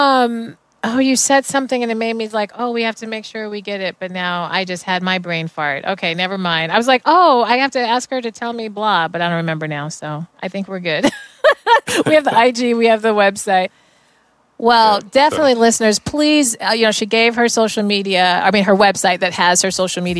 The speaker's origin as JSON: {"language": "English", "town": "Denver", "region": "Colorado", "country": "United States", "tie": "born or raised there", "said": "the whole ensemble was one from all the Denver public schools, because I'm originally from Denver"}